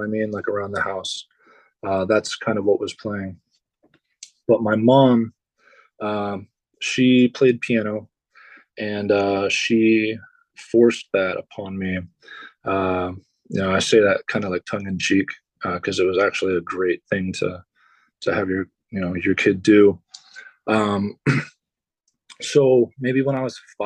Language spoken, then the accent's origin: English; Dayton, Ohio, United States; I'm born and raised in Dayton, Ohio. It's where I live currently.